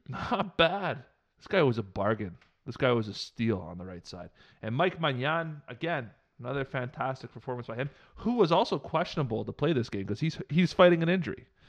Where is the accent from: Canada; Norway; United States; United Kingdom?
Canada; I'm Canadian, I'm thirty-three years old